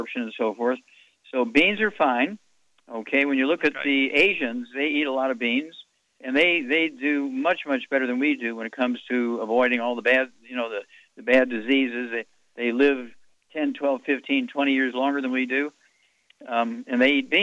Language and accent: English; Missouri, United States; I grew up in Missouri, so I know about Southern fried cooking